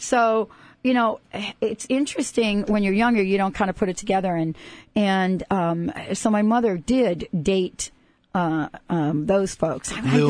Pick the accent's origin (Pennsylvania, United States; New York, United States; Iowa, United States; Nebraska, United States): New York, United States; I grew up in New York.